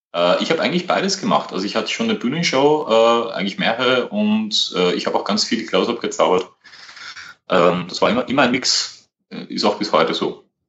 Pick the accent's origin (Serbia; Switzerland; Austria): Austria; Vienna; ich komme aus Österreich, aus der Nähe von Wien